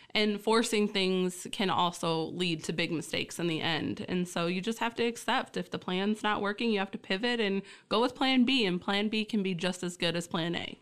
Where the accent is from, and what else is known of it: Essexville, Michigan, United States; born or raised there; also born or lived in Key Largo, Florida